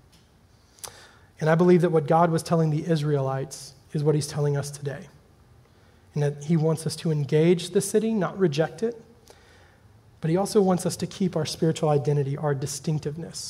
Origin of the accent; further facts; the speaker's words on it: Birmingham, Alabama, United States; my hometown of Birmingham, Alabama